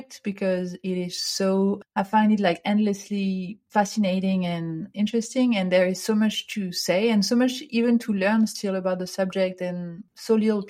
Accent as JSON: {"language": "English", "area": "near Paris", "region": "Île-de-France", "country": "France", "tie": "born or raised there", "moved": "as an adult", "lives_now": "Vancouver, Canada", "said": "Yes, so I grew up near Paris in France. And I now live in Vancouver"}